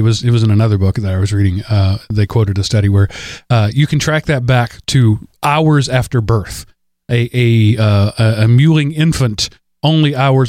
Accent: Wolf City, Texas, United States; accent: East Texas; And then I worked diligently to avoid sounding like I'm from East Texas. I don't mind sounding Southern.

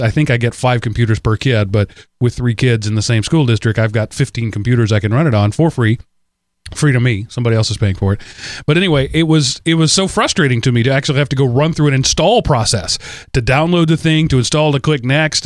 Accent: United States; as an American citizen

